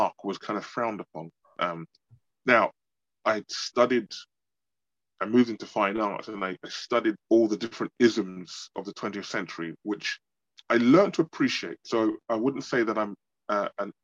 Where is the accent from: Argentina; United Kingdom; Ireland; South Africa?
United Kingdom; London; I was born in London